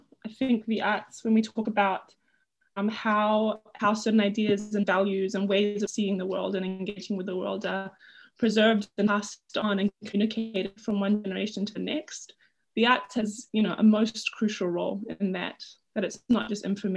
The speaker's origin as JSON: {"language": "English", "country": "Tonga", "tie": "born or raised there", "said": "I was raised in Tonga"}